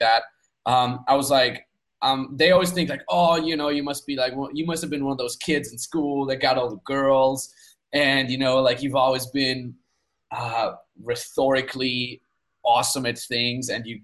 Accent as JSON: {"language": "English", "country": "Austria", "tie": "born or raised there", "said": "I grew up in Austria on the Austrian countryside in a 5,000 people cow town."}